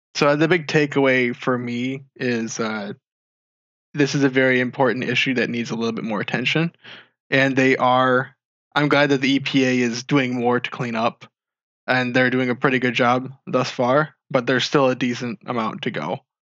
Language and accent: English; Marshall, Michigan, United States; I grew up in Marshall, Michigan